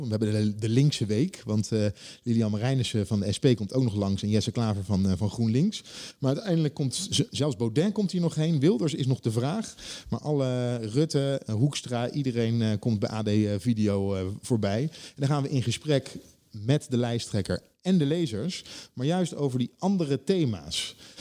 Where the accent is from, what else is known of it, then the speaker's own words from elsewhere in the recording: Leiden, South Holland, Netherlands; ik kom uit Leiden